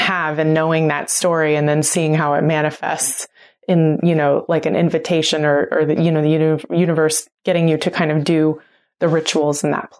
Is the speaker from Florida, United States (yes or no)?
no; Oklahoma, United States; I'm a member of the Cherokee Nation. I grew up in Oklahoma. I knew I was part of that lineage